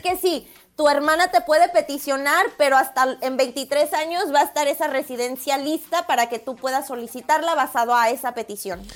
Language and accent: Spanish; Guadalajara, Jalisco, Mexico; now in San Diego, United States; México, Guadalajara